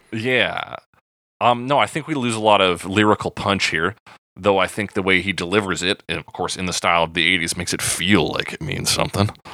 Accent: Alberta, Canada; being born and raised in Alberta

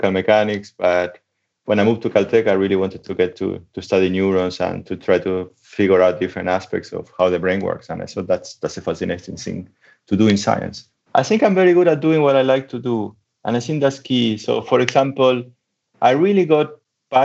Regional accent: Argentina; moved away as an adult; also born or lived in Germany / United States; now in Leicester, United Kingdom; I'm from Argentina. So I started studying physics in Argentina

